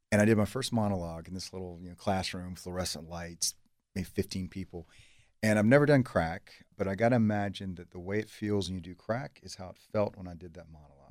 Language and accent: English; Savannah, Georgia, United States; moved away; also born or lived in Los Angeles; I grew up outside of Savannah, a few miles outside of Savannah, uh, in a trailer park, dirt poor